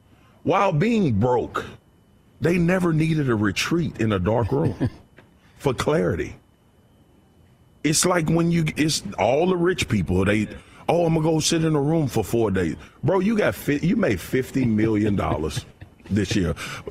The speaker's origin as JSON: {"language": "English", "town": "Baton Rouge", "region": "Louisiana", "country": "United States", "tie": "born or raised there", "said": "I grew up in Baton Rouge, okay? My mom worked hard. My dad worked hard. We didn't have a lot of money."}